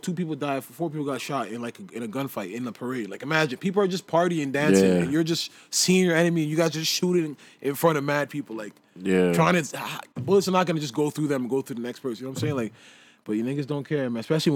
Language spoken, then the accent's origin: English; Canada; we're just from Canada.